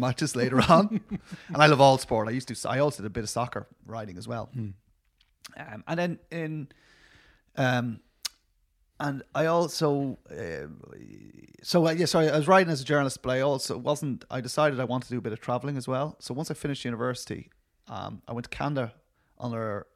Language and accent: English; Dublin, Leinster, Ireland; I'm from Dublin